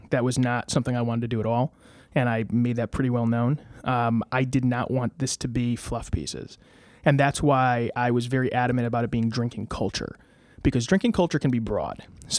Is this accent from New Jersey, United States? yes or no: no; Ansonia, Connecticut, United States; also born or lived in Derby; No, my parents still live in Ansonia. I went to grade school in Ansonia, then I went to Notre Dame High School in West Haven.